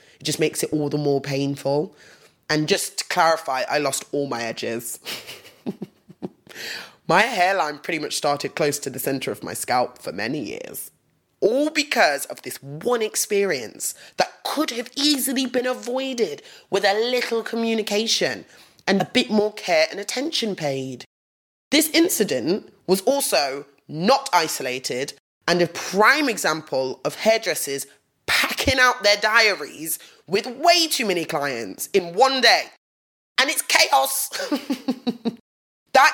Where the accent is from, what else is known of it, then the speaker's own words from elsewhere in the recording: England, United Kingdom; growing up in England as a young black woman